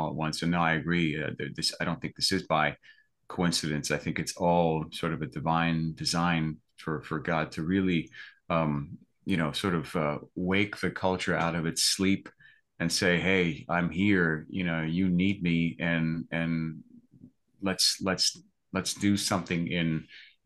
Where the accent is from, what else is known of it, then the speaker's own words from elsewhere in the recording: East Coast, United States; I grew up on the East Coast, pretty much as a Roman Catholic kid.